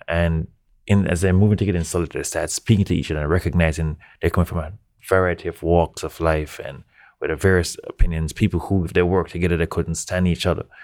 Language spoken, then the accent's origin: English; Jamaica; now in New York, United States; I'm Jamaican.